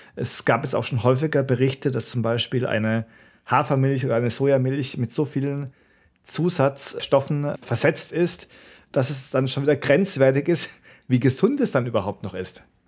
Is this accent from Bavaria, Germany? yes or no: no; Karlsruhe, Baden-Württemberg, Germany; ich bin ja in Karlsruhe aufgewachsen, war da in der Schule, dann später auch zum Studieren